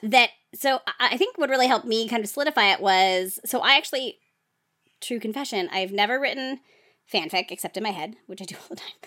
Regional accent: New Jersey, United States; I was from New Jersey

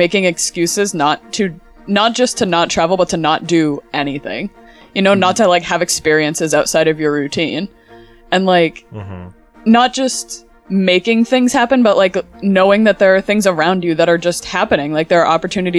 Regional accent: New England, United States; I'm from New England.

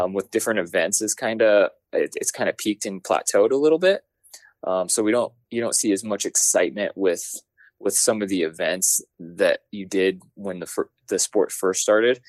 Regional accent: Denver, Colorado, United States; also born or lived in Golden, Colorado; I'm from Denver, Colorado

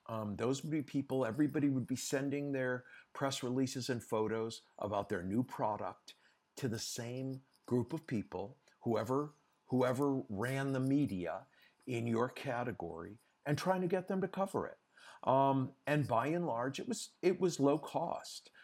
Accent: United States; moved away as an adult; also born or lived in Europe; I'm an American, uh, by birth and by passport, but I've, after, um, Versace, I decided I wanted to stay in Europe and live in Europe

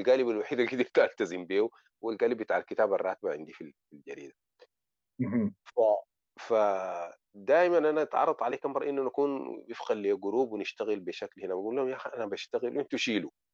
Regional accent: Sudan; now in Morocco; عندنا في السودان

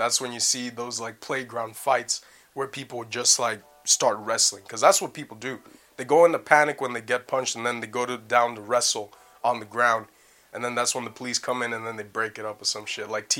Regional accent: Leicester, East Midlands, United Kingdom; accent: Canadian; also born or lived in Canada; I am not Canadian. I'm Canadian, British. I was raised in Leicester and everything

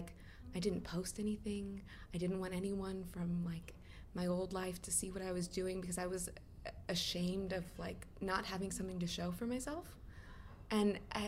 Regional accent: United States; moved away as an adult; being an American living overseas and like looking back at my homeland

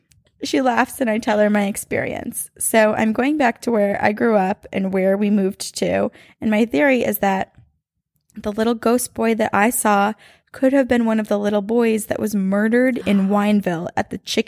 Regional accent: Los Angeles, California, United States; also born or lived in Riverside; I grew up in Lincoln Heights, Los Angeles, specifically on Avenue 26. Trust me, it ties in later. When I was 11, my family moved to Riverside, California, an hour east

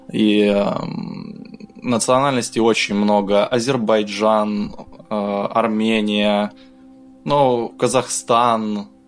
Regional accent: Donetsk, Donetsk Oblast, Ukraine; moved away; also born or lived in Zaporizhzhia; Родился я в Запорожье, а всю свое детство и юность я провел в пригороде, ну, да, можно и так сказать, в пригороде города Донецка. И считаю его своей родиной.

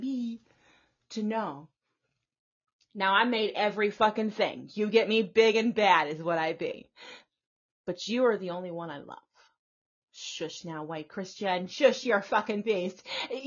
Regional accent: the South, Texas, United States; here in the South, like I said, I grew up in the South

